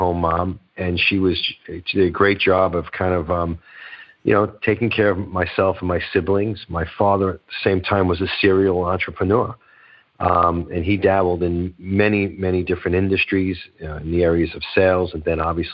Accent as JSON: {"language": "English", "town": "New York City", "region": "New York", "country": "United States", "tie": "born or raised there", "also_born_or_lived": "Boca Raton, Florida / Delray Beach, Florida", "accent": "Northeast", "moved": "as an adult", "said": "It's Brooklyn, originally born and raised in Brooklyn, New York"}